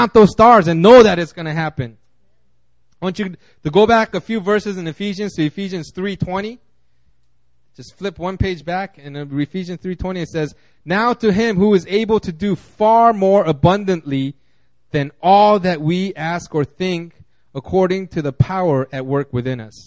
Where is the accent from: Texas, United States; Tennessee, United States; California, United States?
California, United States; I grew up in California